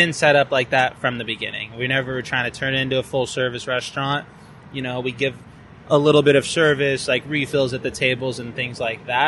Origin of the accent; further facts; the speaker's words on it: Seal Beach, California, United States; I grew up in Seal Beach and then was living in Long Beach and then was commuting to San Diego